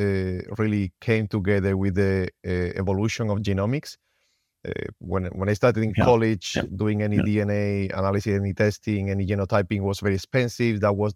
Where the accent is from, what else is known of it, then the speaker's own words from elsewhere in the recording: Spain; English is a second language; moved away as an adult; also born or lived in Finland; Yeah, I'm originally from Spain. I always wanted to be a veterinarian. So I went to college and I became a vet. I didn't find an attractive job in Spain, so I ended up moving to Finland